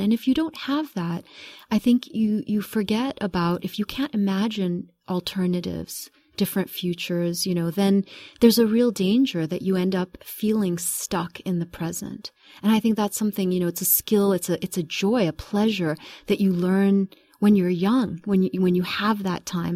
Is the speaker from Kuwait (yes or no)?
yes; Kuwait; also born or lived in United Kingdom / United States; I was born in Kuwait in nineteen seventy, so I'm gonna give my, give my age away. And I was very young when my parents left Kuwait. We lived in, uh, a, a brief time in the U K and then in the U S for the first six years. I came back to Kuwait in nineteen seventy-six.